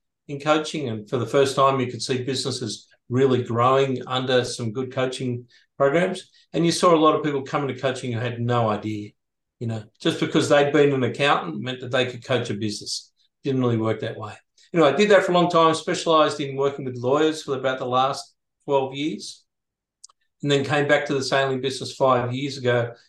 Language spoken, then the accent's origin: English; Sydney, New South Wales, Australia; moved away as an adult; now in Airlie Beach, Australia; I was moving from Sydney, where I grew up to Ellie Beach.